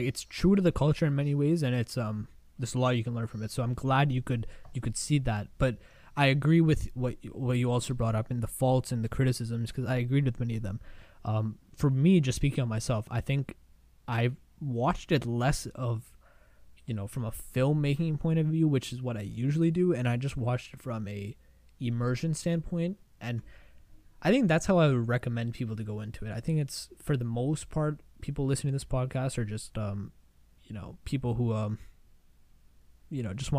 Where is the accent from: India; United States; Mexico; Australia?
India; I'm Indian, and I want more people to learn about my culture and my country.